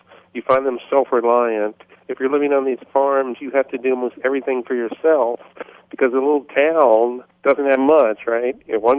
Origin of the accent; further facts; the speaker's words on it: Washington, District of Columbia, United States; now in Virginia Beach, United States; I grew up in Washington, D.C. metro area, which is, you know, wall-to-wall stores, except in the residential areas.